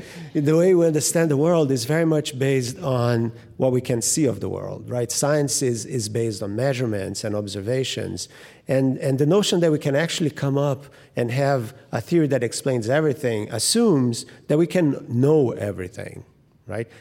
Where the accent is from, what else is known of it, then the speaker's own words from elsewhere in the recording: Rio de Janeiro, Brazil; moved away; I grew up in Rio in particular, and right in front of the ocean